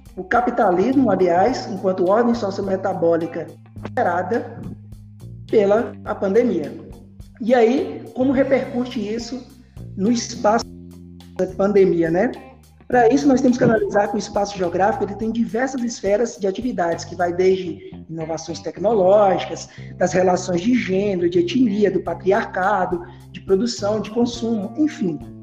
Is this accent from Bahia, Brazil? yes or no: yes; Bahia, Brazil; moved away as an adult; now in Paraíba, Brazil; sou baiano